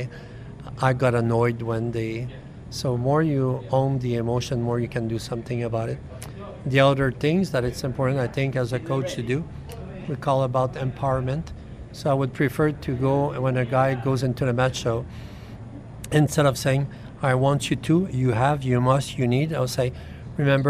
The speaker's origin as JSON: {"language": "English", "country": "Canada", "said": "I'm Canadian"}